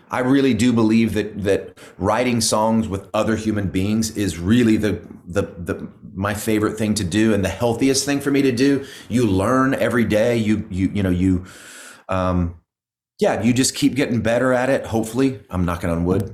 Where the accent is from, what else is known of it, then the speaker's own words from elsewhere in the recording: Oklahoma, United States; moved away as an adult; now in Nashville, United States; I grew up in Oklahoma